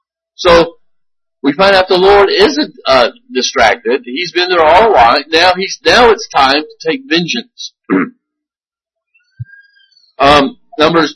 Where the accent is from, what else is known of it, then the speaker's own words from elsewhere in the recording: United States; American Christians